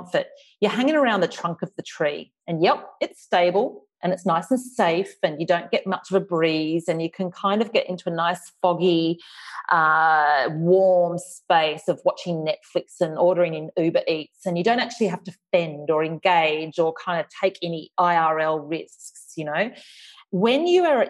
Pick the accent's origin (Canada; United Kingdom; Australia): Australia; accent: Australian; my Australian accent